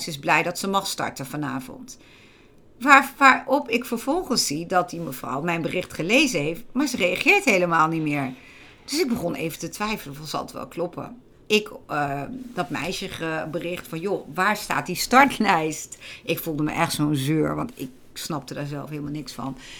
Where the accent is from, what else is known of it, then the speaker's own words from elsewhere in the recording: Gelderland, Netherlands; bij ons in Gelderland